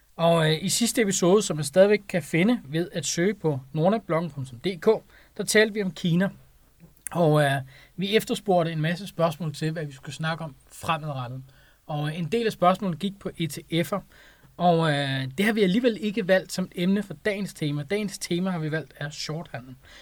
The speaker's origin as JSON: {"language": "Danish", "country": "Denmark"}